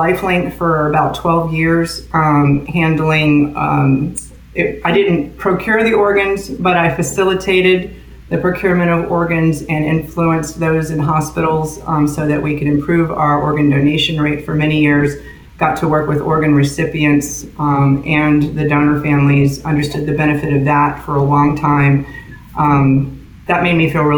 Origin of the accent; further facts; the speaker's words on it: Tampa, Florida, United States; also born or lived in Clearwater Beach, Florida / Pasco County, Florida; I was born and raised in Tampa, grandparents were here originally.